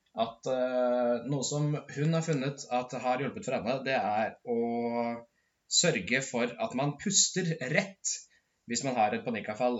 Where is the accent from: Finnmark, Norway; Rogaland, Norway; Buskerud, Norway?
Buskerud, Norway; Modum; Jeg er fra et bitte lite sted i, som heter Modum, der jeg vokste opp